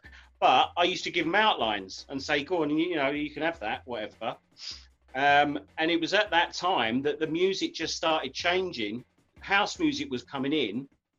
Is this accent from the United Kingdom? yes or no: yes; Romford, London, United Kingdom; Yeah, well, first time I came in, because obviously I'm from Romford.